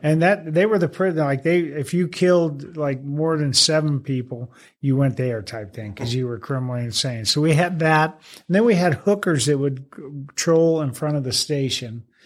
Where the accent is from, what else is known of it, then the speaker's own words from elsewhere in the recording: Phoenix, Arizona, United States; moved away as an adult; West Phoenix. Yeah, right in the Maryvale area